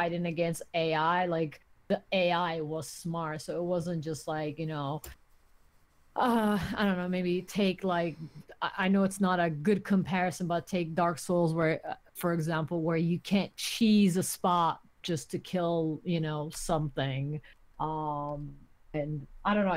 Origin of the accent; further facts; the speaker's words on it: Turkey; moved away; I grew up in Turkey. I didn't grow up in the US